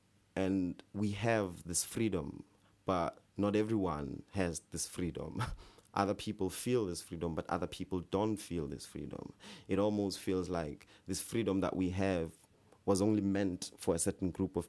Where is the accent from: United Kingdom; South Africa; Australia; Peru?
South Africa; when you're growing up in South Africa, especially when you're growing up in these remote villages, in these small towns, you know, you never get to get access to theatre.